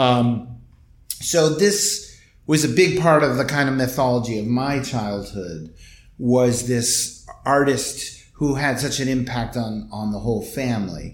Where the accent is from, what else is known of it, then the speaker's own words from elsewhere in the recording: Ann Arbor, Michigan, United States; also born or lived in Massachusetts / East Pakistan (Bangladesh); I grew up in Ann Arbor, which was a very liberal college town in the Midwest